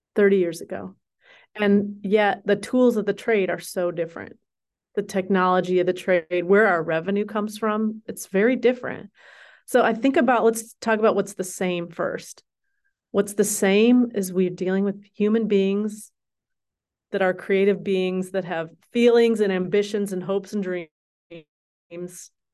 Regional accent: Minnesota, United States; moved away as an adult; also born or lived in Colorado / Cambridge, England / Missoula, Montana / Seattle; I grew up in Minnesota, born and raised through high school

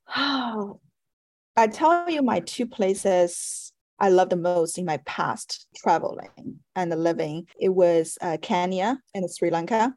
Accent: Shanghai, China; moved away as an adult; also born or lived in Paris, France; now in United States; growing up in Shanghai, a very metropolitan and uh, competitive city

